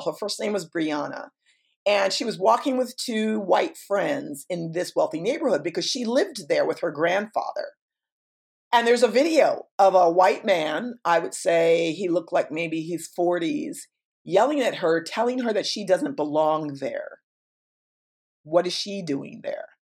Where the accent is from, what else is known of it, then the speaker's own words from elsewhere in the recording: New York, United States; moved away; I'm incredibly New York